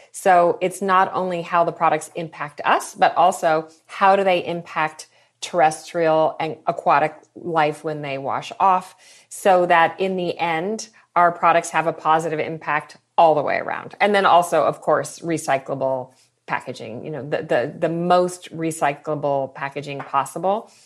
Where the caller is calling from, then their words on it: Mill Valley, California, United States; I am calling in from Mill Valley, California